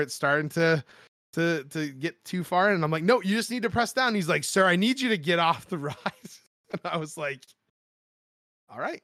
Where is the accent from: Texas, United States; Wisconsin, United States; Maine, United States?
Maine, United States; I grew up in Maine, Maine my whole life